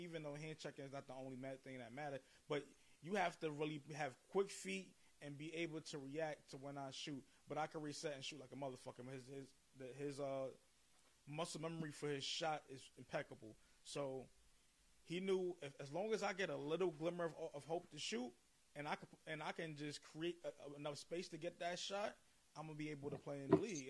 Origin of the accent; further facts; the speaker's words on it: New York, United States; I'm from New York.